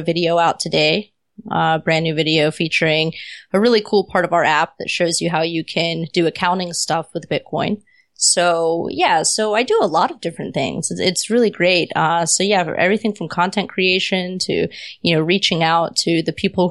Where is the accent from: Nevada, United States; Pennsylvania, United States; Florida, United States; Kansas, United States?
Florida, United States; Pensacola; moved away as an adult; now in San Diego, United States; I was still in my hometown at the time. I had been there forever